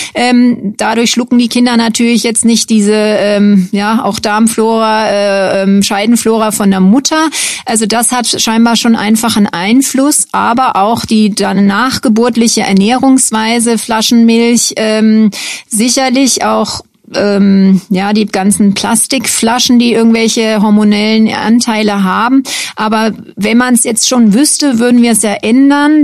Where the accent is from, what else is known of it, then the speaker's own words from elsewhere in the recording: Bonn, North Rhine-Westphalia, Germany; moved away as an adult; also born or lived in Würzburg / Dresden / Deggendorf / Frankfurt; now in Schweinfurt, Germany; Ich komme ursprünglich aus Bonn, habe da auch angefangen zu studieren